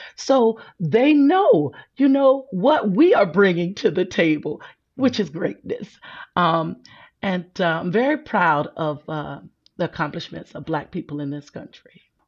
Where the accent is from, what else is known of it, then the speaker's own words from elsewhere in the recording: South Carolina, United States; I'm from South Carolina